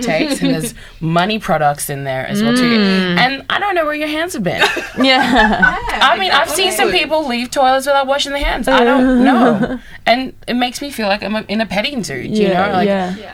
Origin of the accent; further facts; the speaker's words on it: Sydney, New South Wales, Australia; I'm from Sydney. I live in Alexandria.